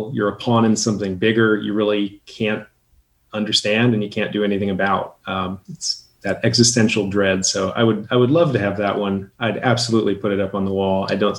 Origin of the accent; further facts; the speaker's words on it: Boston, Massachusetts, United States; now in Portland, United States; As a Bostonian, I grew up in Boston.